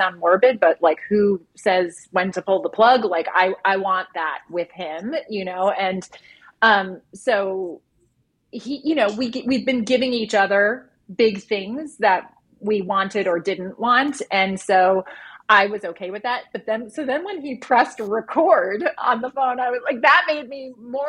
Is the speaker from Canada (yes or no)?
no; Ireland; We're doing it in Ireland next year. I'm from Ireland. God. So I lived there as a kid